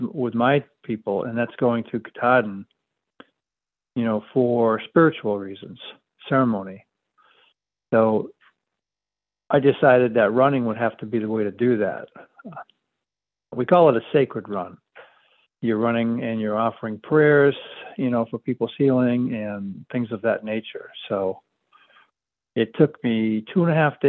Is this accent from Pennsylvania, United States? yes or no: no; Penobscot Reservation, Maine, United States; I grew up on the Penobscot Reservation, part of the Penobscot tribe, native people here in about, I guess what you would call central state